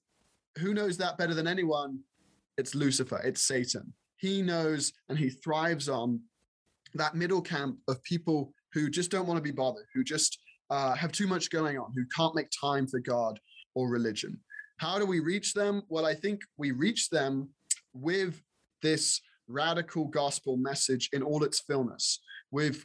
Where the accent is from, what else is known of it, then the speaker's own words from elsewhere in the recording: England, United Kingdom; now in United States; being raised in England